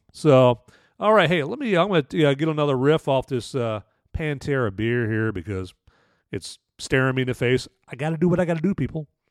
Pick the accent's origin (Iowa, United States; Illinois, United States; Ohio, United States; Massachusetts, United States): Iowa, United States; Waterloo; also born or lived in Cedar Falls, Iowa / Cedar Rapids, Iowa; now in Texas, United States; I grew up in Waterloo, Iowa